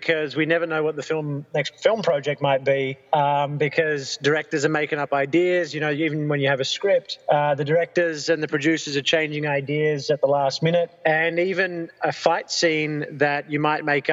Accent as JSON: {"language": "English", "country": "Australia", "said": "as an Australian"}